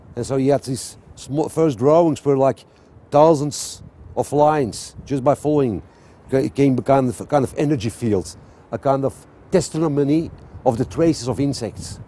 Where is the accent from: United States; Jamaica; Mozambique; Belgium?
Belgium; Antwerp, Flanders; I'm from Antwerp. I, I was born next to the Rubens house. I grew up at Bruegel.